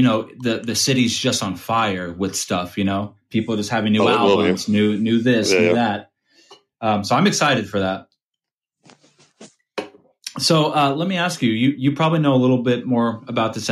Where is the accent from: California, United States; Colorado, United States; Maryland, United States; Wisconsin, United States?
California, United States; Thousand Oaks; also born or lived in Ventura / Oxnard; I'm pretty much from Thousand Oaks, born in Ventura, spent a couple years in Oxnard, but really a Thousand Oaks kid